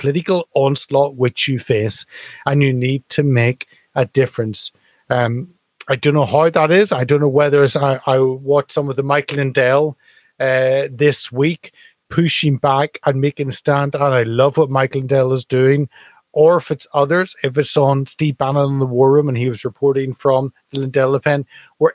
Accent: United Kingdom; as a Brit

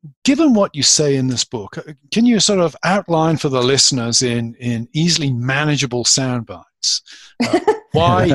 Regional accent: United Kingdom; born or raised there; moved away as an adult; now in United States

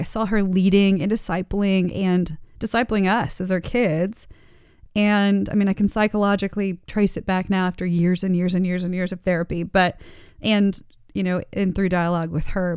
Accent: Daytona Beach, Florida, United States; also born or lived in Texas / Dade City, Florida; ended up in Daytona Beach

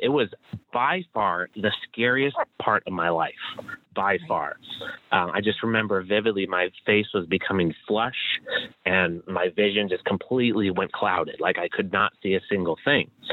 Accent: Chicago, Illinois, United States; I'm from Chicago where it's freezing all the time

